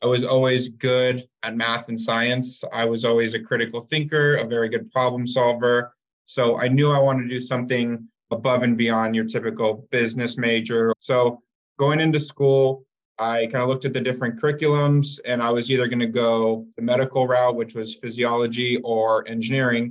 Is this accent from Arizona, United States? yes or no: yes; Tempe, Arizona, United States; also born or lived in Phoenix area, Arizona; I'm from Tempe, Arizona, grew up in Phoenix area